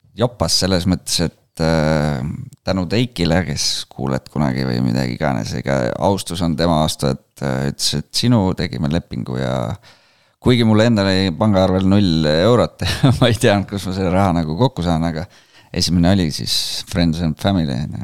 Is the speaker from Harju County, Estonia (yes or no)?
no; Rakvere, Lääne-Viru County, Estonia; now in Tallinn, Estonia; ma olen tulnud Rakverest, et praegu elan Tallinnas ja töötan Viimsis